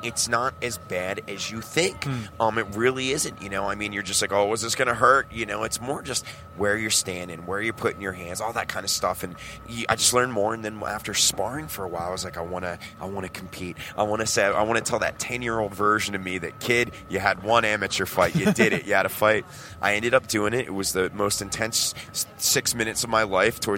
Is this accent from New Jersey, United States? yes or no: yes; New Jersey, United States; now in Ventura, United States; I'm originally from Jersey